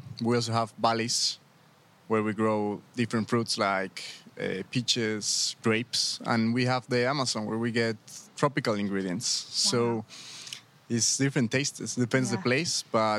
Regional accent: La Paz, Bolivia; the place where I come from La Paz

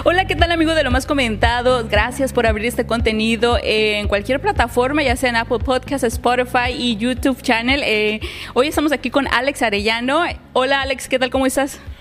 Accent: Acapulco, Guerrero, Mexico; yo soy de Acapulco

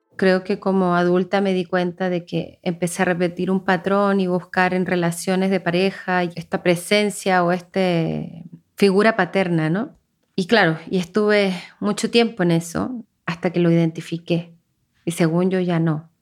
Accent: Viña del Mar, Valparaíso, Chile; moved away as an adult; now in Mexico; Nací en Viña del Mar

